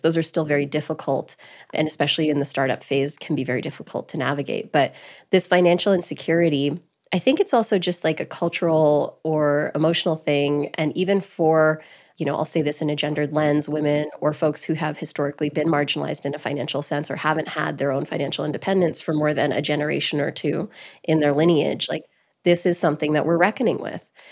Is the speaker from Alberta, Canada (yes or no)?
yes; Grande Prairie, Alberta, Canada; moved away; also born or lived in New York; I was born and raised in Grand Prairie, Alberta